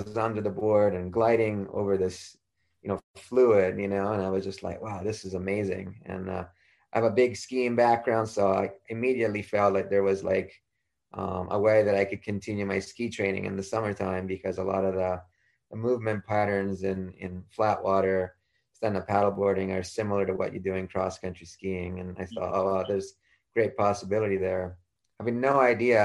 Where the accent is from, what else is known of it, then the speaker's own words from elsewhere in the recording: Florence, Tuscany, Italy; moved away; I was born in Florence, Italy, right in the capital of the Renaissance, right in the middle of Tuscany, and grew up right in the city.